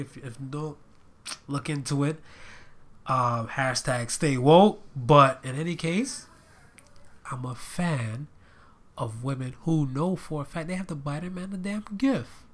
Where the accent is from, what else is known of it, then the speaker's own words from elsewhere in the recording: Florida, United States; now in Ohio, United States; I lived in Florida for most of my life